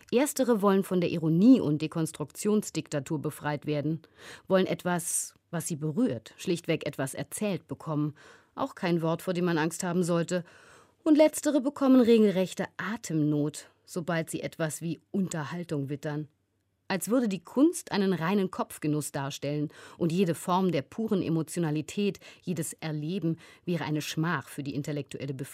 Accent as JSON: {"language": "German", "country": "Georgia", "first_language": "Georgian", "second_language": "German", "said": "in meiner Muttersprache, dem Georgischen, die schon per se lyrischer und bildhafter ist, das Vage viel mehr liebt, viel umschreibender ist als das Deutsche"}